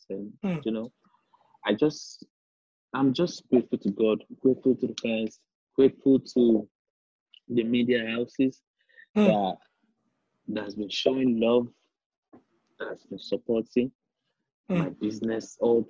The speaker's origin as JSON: {"language": "English", "town": "Bariga", "region": "Lagos", "country": "Nigeria", "tie": "born or raised there", "said": "It's very dark out there because it's like, I don't know. You wake up in the morning and you feel like there's no hope. That's what my hood feels li"}